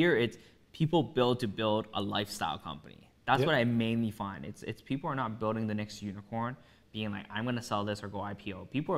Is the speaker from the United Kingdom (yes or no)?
no; Toronto, Ontario, Canada; We're not proud to be from a Vaughan, from a Markham, we're from Toronto.